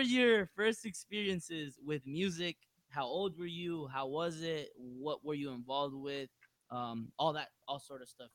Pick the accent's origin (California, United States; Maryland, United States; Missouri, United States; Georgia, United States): California, United States; Long Beach; I'm from Long Beach